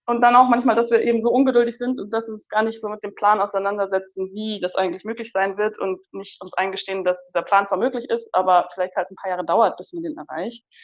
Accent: Munich, Bavaria, Germany; ich bin die …, ich komme aus München, ich bin 29

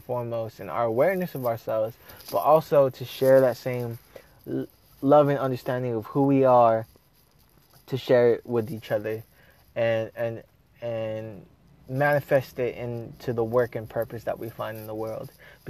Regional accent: Philippines; now in United States; Now the only difference is that I'm Filipino. I'm a Filipino American immigrant, and I am telling my story.

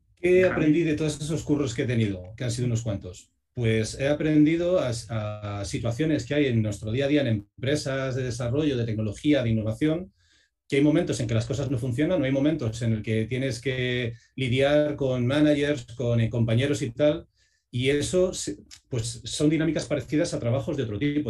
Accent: Segovia, Castile and León, Spain; yo soy de Segovia

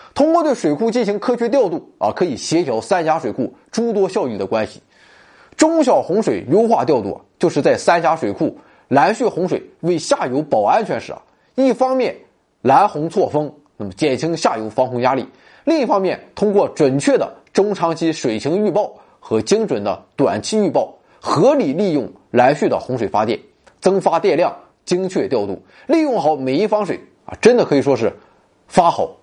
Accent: China; 除了我们中国人啊

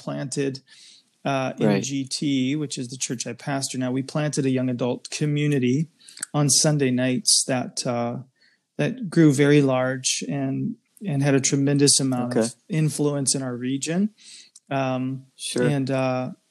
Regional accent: Arizona, United States; moved away as an adult; now in Canada; I'm from the United States. I'm from the southern states, southwest. I'm from Arizona

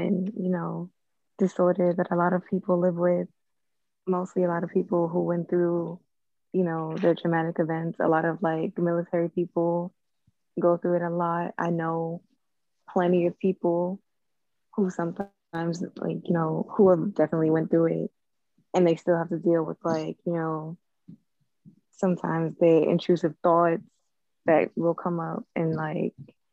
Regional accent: New York City, New York, United States; I'm from Brooklyn.

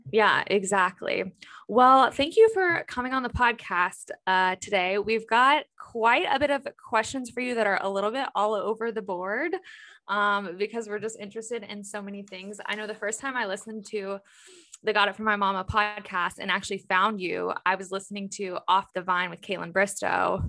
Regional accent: Louisville, Kentucky, United States; now in Cincinnati, United States; So I'm in Cincinnati, Ohio, but I'm originally from Louisville, Kentucky.

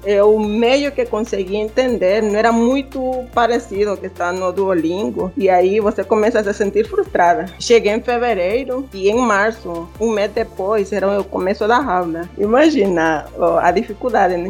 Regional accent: Honduras; Portuguese is a second language; moved away as an adult; now in Brazil; A gente fala espanhol.

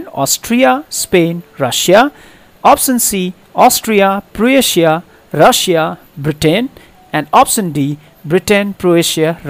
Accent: India; We just feel we are Indian

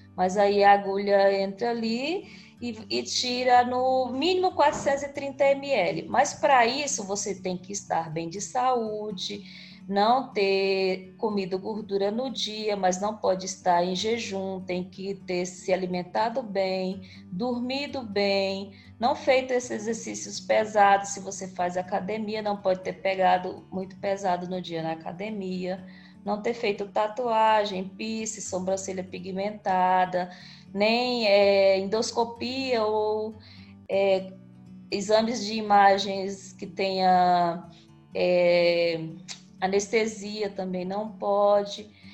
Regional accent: interior of Tocantins, Brazil; now in Palmas, Brazil; Moro em Palmas, Tocantins, mas sou do interior do Tocantins. Ah, povoado, nasci num povoadozinho

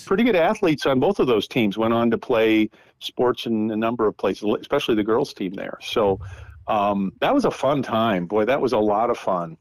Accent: North Dakota, United States; moved away as an adult; also born or lived in St. Paul, Minnesota; I grew up in North Dakota uh, on a farm up there, right north of um, Minot, about 60 miles, right next to Canada

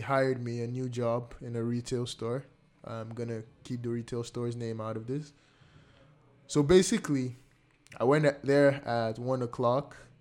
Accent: Nigeria; now in Canada; my home country, Nigeria

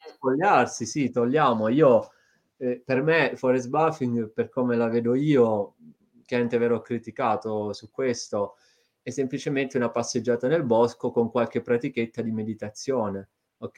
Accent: province of Brindisi, Apulia, Italy; moved away as an adult; now in Bologna, Italy; io sia nato in una zona dove eh, di verde magari ce n'è ma non così tanto se cioè non parliamo di foreste, ecco, quindi una zona della provincia di Brindisi mm, nel, nello specifico

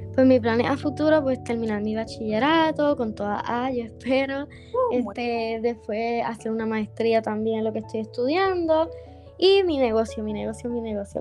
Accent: Dorado, Puerto Rico; now in Bayamón, Puerto Rico; me crié en Dorado y hace ocho años vivo en Bayamón

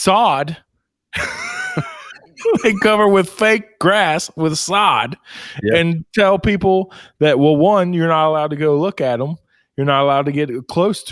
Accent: United States

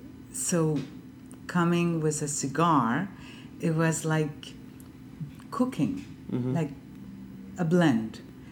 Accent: Honduras; moved away as an adult; also born or lived in France

